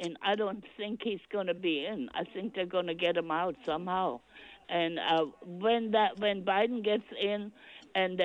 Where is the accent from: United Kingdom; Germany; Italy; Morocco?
Germany; now in United States; I'm from Germany